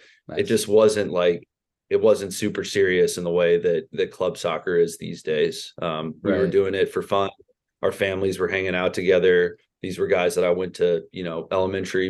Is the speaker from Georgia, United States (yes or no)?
yes; Atlanta, Georgia, United States; I'm from the Atlanta area, grew up playing for a small club around there